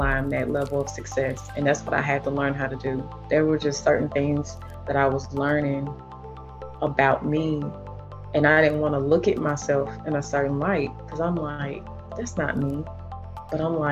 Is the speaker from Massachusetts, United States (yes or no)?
no; Nashville, Tennessee, United States; I was raised in North Nashville, which is considered the hood.